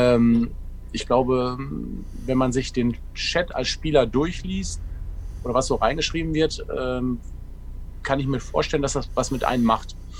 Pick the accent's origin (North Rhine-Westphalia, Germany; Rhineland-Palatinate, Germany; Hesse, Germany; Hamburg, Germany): North Rhine-Westphalia, Germany; Ruhr area; Ich komme ja direkt aus dem Ruhrgebiet